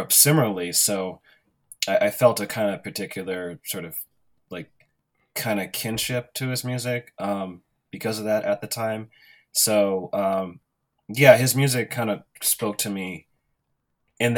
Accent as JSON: {"language": "English", "town": "Pittsburg", "region": "California", "country": "United States", "tie": "born or raised there", "said": "growing up in Pittsburgh, California."}